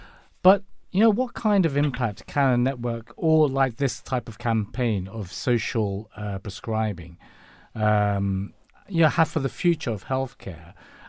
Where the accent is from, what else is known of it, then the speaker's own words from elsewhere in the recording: Hong Kong; now in United Kingdom; I'm from Hong Kong, so we believe that there is not just a medicinal cure or remedy for your body, whatever ailment it has, but also that, you know, it's found within nature as well.